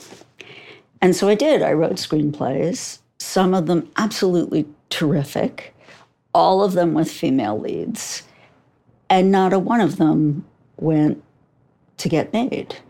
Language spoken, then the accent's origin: English; New York, United States; I'm from New York